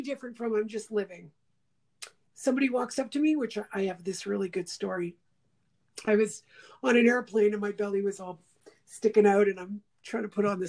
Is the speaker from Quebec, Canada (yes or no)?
yes; Montreal, Quebec, Canada; growing up in Montreal.